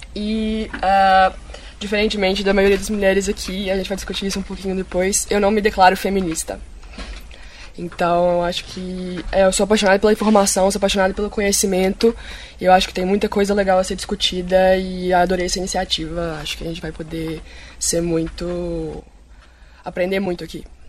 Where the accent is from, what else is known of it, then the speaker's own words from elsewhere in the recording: Belo Horizonte, Minas Gerais, Brazil; também sou mineira de Belo Horizonte